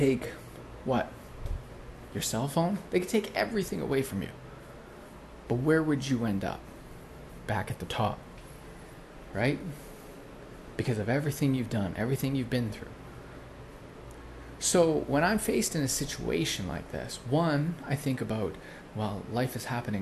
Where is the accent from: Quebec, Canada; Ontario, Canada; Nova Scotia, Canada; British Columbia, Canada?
British Columbia, Canada; Prince George; moved away as an adult; also born or lived in Bali; I came back to this town, which was my hometown